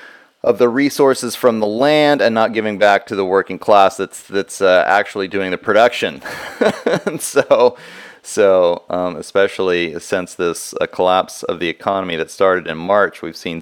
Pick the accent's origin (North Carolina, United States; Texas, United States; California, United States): Texas, United States; Houston area; we're both from the Houston area. I grew up just outside of Houston.